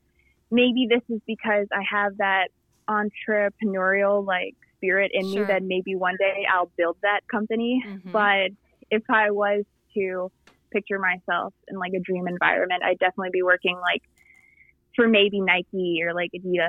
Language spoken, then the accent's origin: English; Philippines; now in United States; when I was growing up in the Philippines, I played basketball over there